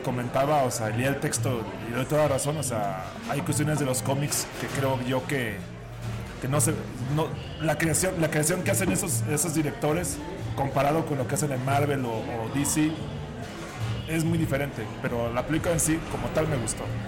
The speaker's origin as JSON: {"language": "Spanish", "region": "Veracruz", "country": "Mexico", "moved": "as an adult", "lives_now": "Mexico City, Mexico", "said": "yo también tengo aquí dos años viviendo, soy de Veracruz."}